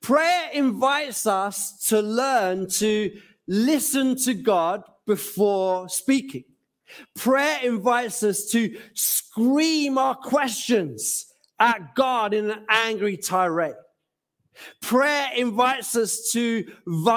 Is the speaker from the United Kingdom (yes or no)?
yes; Gants Hill, London, United Kingdom; also born or lived in Norwich / Bethnal Green / West Ham / Mumbai; my home growing up in Gansill